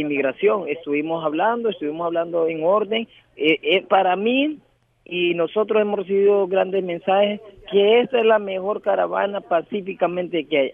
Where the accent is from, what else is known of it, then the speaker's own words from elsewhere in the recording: Puerto Cortés, Cortés, Honduras; moved away as an adult; somos de origen del país de Honduras, ciudad de Puerto Cortés